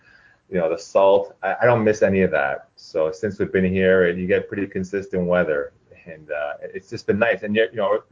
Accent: Toronto, Ontario, Canada; moved away as an adult; now in Orange County, United States; born and raised in Toronto

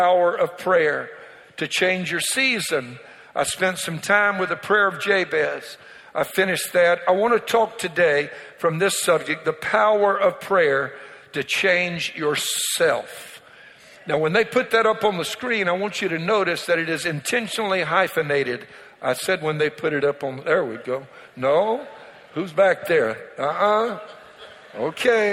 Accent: Louisiana, United States; I'm from Louisiana. And so one of the things that Cajuns like to do is they like to tell Boudreaux jokes. That's my community

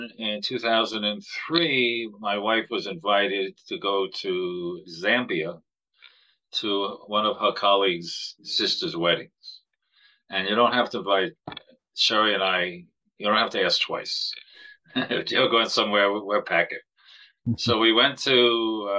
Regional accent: New York City, New York, United States; also born or lived in Buffalo; I'm born and bred in Brooklyn.

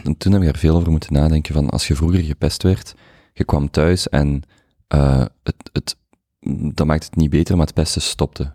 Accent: Limburg, Flanders, Belgium; moved away; Ik kom van Limburg

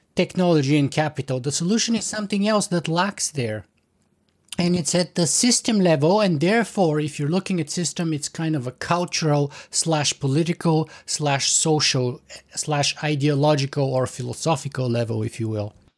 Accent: Canada; as a Canadian

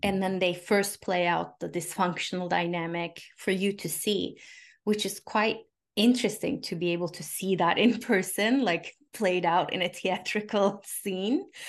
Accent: Turkey; I grew up in Turkey

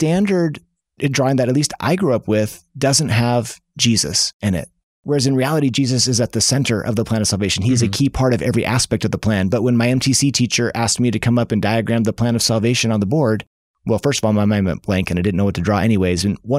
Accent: Seattle, Washington, United States; Because I grew up in Seattle

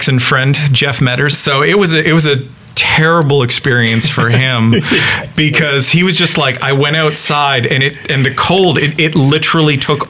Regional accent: Canada; I'm Canadian

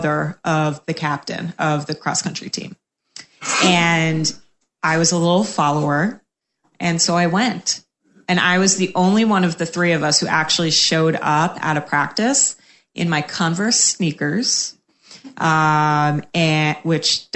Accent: Cape Cod, Massachusetts, United States; moved away as an adult; also born or lived in Boston; now in Tampa, United States; I'm from Cape Cod, Massachusetts.

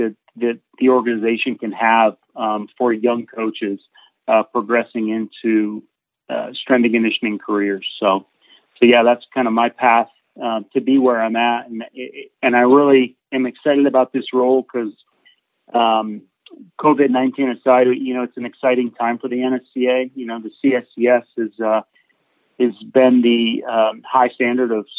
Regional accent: Burlington, Vermont, United States; I grew up in Burlington, Vermont, so up in the Northeast

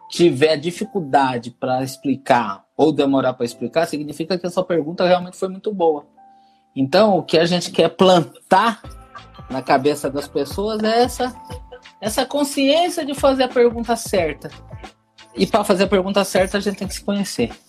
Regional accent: Brazil; eu acho que existe um aspecto também cultural do brasileiro, sim, eu sou brasileiro, eu falo de cadeira, né?

